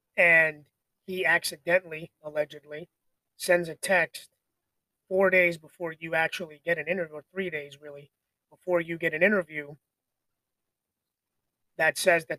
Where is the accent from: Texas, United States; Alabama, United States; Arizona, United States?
Arizona, United States; born there; I was born in Arizona. I kind of like the Cardinals, I suppose.